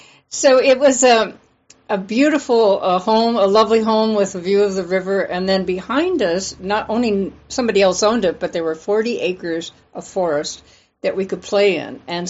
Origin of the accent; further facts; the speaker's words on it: LeClaire, Iowa, United States; also born or lived in San Francisco, California; I had a lovely childhood in Iowa. I was born in San Francisco, but my mom moved back. That was during the war, and then moved to Iowa. And then my dad and mom built a home out in the country near LeClaire, Iowa, which is along the Mississippi